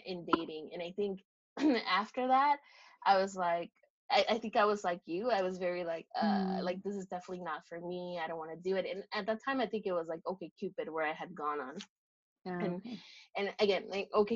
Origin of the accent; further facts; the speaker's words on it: Woodburn, Oregon, United States; in Woodburn, because I did not want to date anyone from my hometown